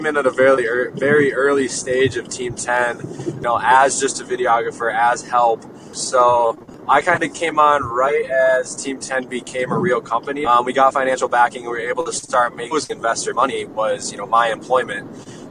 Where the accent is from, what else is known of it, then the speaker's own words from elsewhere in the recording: Jackson, Michigan, United States; moved away; I'm from Michigan originally, a small town like 45 minutes west of Detroit called Jackson.